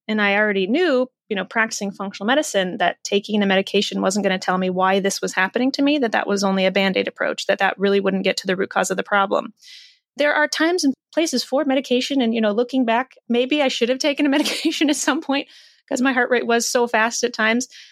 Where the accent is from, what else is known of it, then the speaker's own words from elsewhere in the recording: Iowa, United States; I was raised in the Midwest in Iowa